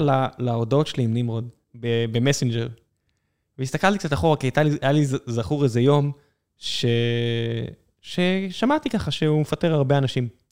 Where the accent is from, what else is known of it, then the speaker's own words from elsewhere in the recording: Beersheba, Southern District, Israel; אני גדלתי באר שבע